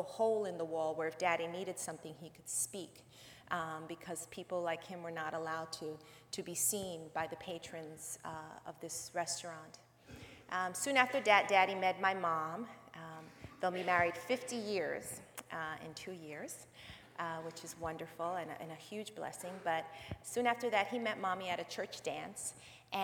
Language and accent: English; New York City, New York, United States; I was born and raised in the South Bronx, New York.